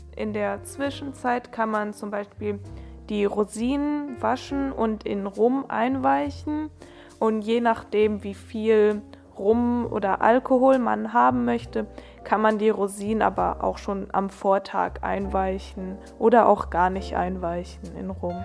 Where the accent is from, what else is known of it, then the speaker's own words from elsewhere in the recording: Germany; als Deutscher